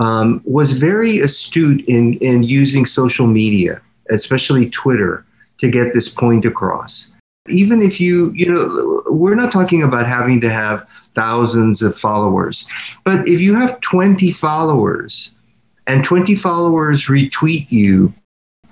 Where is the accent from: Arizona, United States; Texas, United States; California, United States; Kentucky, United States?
Texas, United States; San Antonio; I grew up in San Antonio, Texas